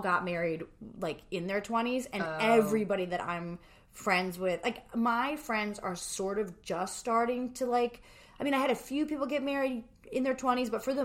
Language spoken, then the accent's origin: English; New Jersey, United States; we're both from New Jersey